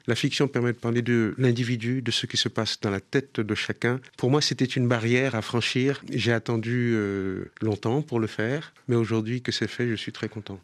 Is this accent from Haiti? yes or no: yes; Haiti